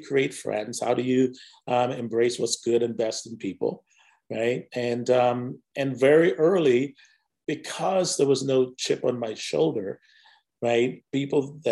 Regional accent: Jamaica; also born or lived in Whiteville, North Carolina; now in United States; I grew up in Jamaica, West Indies.

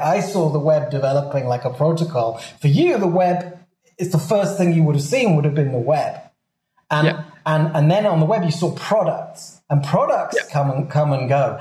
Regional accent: Swansea, Wales, United Kingdom; now in Mexico; I'm from Wales

